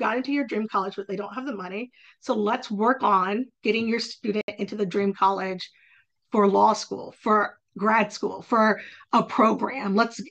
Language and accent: English; Virginia, United States; Hollins in my home state